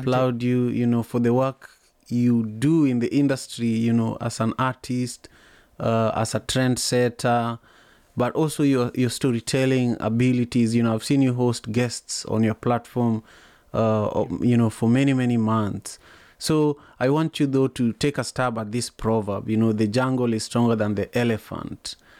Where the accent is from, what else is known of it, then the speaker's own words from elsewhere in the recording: Manyatta, Kisumu County, Kenya; growing up in Manyatta